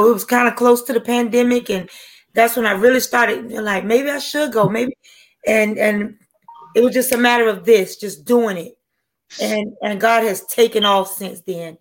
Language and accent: English; Wilmington, North Carolina, United States; now in Georgia, United States; I'm from Wilmington, North Carolina.